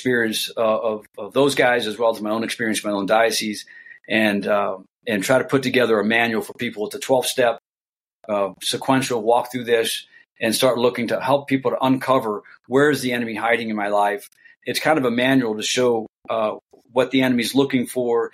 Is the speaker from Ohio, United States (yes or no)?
yes; Columbus, Ohio, United States; moved away as an adult; also born or lived in Indiana / Iraq; I'm originally from Columbus, Ohio